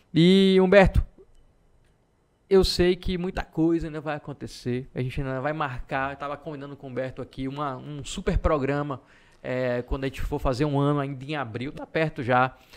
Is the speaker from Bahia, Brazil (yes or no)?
yes; Salvador, Bahia, Brazil; moved away as an adult; also born or lived in Feira de Santana; eu sou de Salvador, vim morar em feira com 19 anos mais ou menos.